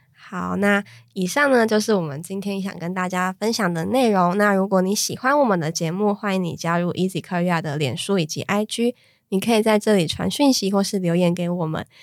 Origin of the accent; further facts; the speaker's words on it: Taiwan; 我们台湾人